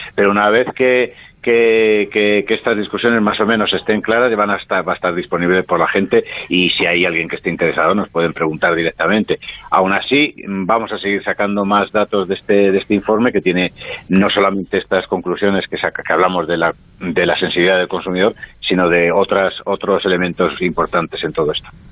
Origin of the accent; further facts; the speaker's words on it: Spain; como españoles en concreto y como europeos